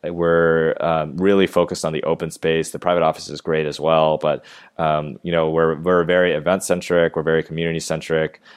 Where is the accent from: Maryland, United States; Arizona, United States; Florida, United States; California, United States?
Maryland, United States; moved away as an adult; also born or lived in Georgia / New York; now in Los Angeles, United States; I grew up in Maryland, right outside of D C